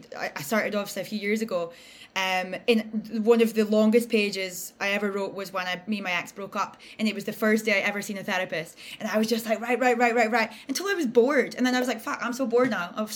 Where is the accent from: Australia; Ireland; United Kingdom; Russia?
United Kingdom; Aberdeen, Scotland; where we're from, like we're British and Aberdeen